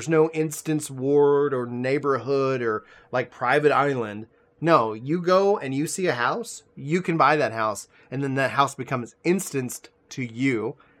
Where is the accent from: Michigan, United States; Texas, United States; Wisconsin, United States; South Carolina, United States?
Texas, United States; Nacogdoches; I grew up, I was born out in East Texas, Nacogdoches, for anybody who knows the area. Neck of nowhere, all the land of tall women and virgin pines